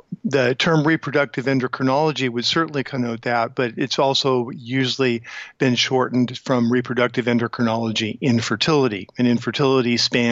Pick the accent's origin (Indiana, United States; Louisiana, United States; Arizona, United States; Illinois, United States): Arizona, United States; Tucson; also born or lived in Phoenix / St. Louis; I was born in Tucson, Arizona, and had all my formal education through medical school in Tucson University and medical school at the University of Arizona